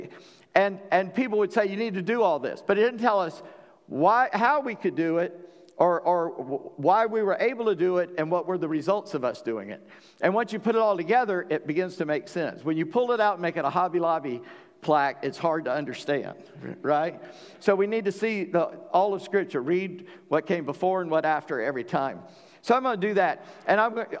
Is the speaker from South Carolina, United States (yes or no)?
yes; South Carolina, United States; My granddad was born in Kentucky, but I was raised in South Carolina